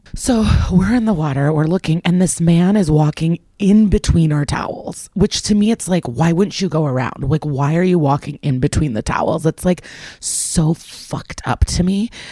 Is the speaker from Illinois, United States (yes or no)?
yes; Skokie, Illinois, United States; moved away; I'm actually in the hotel right now in my hometown of Skokie